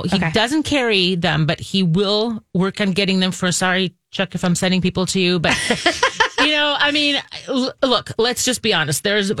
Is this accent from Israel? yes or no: yes; Israel; moved away; I'm born and raised in Israel